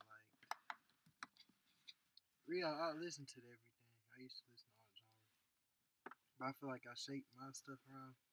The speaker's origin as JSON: {"language": "English", "town": "Detroit", "region": "Michigan", "country": "United States", "moved": "yes", "lives_now": "Nashville, United States", "said": "from Detroit, Michigan. We've been down in Nashville for now."}